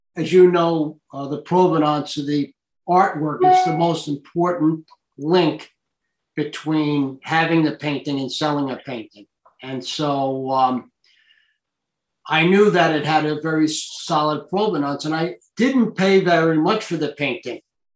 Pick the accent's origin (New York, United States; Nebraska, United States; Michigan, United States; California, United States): New York, United States; Hicksville; also born or lived in Italy / Germany / France; I grew up in Hicksville, but my father was a military guy. And this is the way I got into art. I lived in Europe until I was 16 years old. I lived in Italy, Germany. I lived in France.